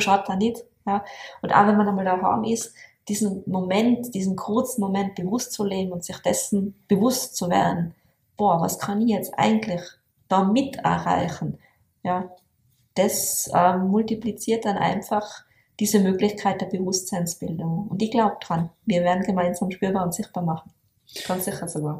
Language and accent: German; Tyrol, Austria; bei uns in Tirol